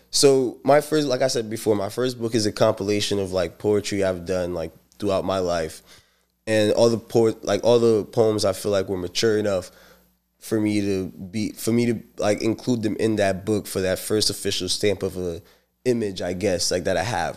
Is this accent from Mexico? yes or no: no; St. Lucia; now in United States; I'm from Saint Lucia